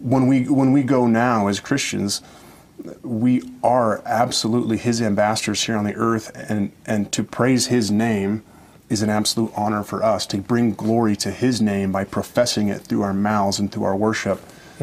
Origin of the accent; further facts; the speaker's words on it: Oregon, United States; It was certainly different than what I grew up with in Oregon and singing out of the hymnal.